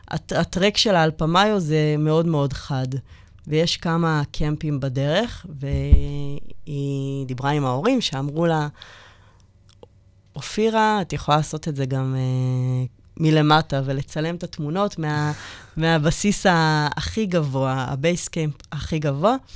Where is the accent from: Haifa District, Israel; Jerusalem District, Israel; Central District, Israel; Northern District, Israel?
Central District, Israel; Kiryat Ono; אני מקריית אונו